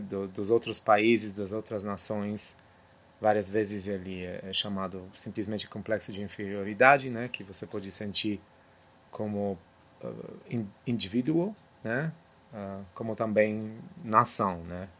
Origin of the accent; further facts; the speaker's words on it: Poland; Portuguese is a second language; moved away; also born or lived in United States; Eu entendo isso também como polonês